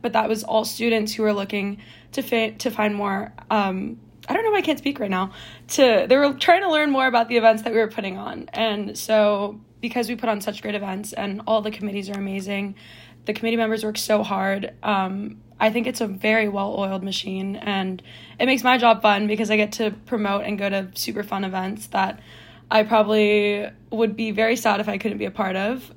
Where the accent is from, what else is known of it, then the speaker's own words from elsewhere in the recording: Oakland, California, United States; I'm from Oakland, California